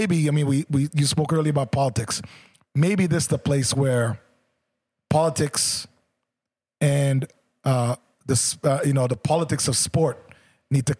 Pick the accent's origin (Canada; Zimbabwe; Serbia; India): Canada; Oakville, Ontario; someone from Jamaica growing up in Oakville